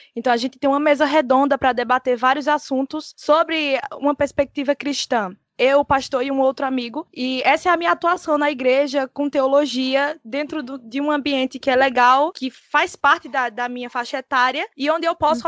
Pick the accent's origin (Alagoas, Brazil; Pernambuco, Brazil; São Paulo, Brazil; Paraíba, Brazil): Pernambuco, Brazil; Caruaru; eu sou de Caruaru